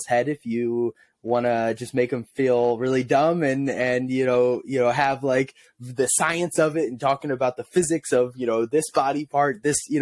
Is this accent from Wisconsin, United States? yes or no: no; Illinois side of St. Louis, United States; also born or lived in Missouri; I grew up in Illinois, on the Illinois side of the river in St. Louis.